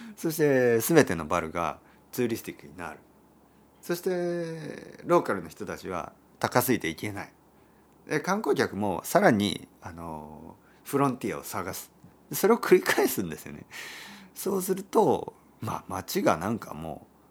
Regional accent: Oita, Japan; 僕の出身は大分県ですけど

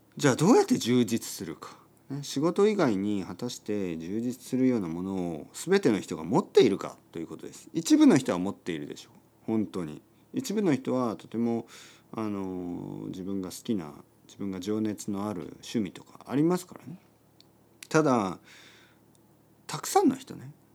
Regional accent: Japan; 僕は田舎出身ですね。田舎出身で、えー、田んぼとか畑に囲まれて育ちました

